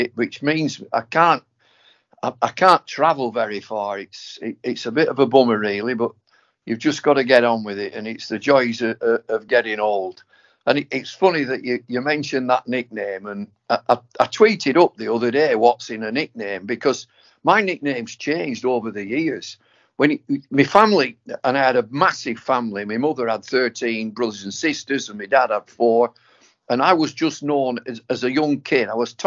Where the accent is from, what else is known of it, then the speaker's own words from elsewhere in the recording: Accrington, North West England, United Kingdom; I'm a lad from Water Street, Accrington. I lived in a terraced house